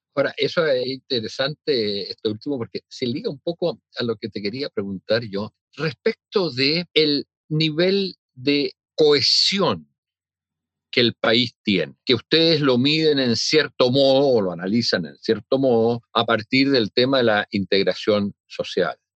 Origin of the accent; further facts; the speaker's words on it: Chile; cómo somos los chilenos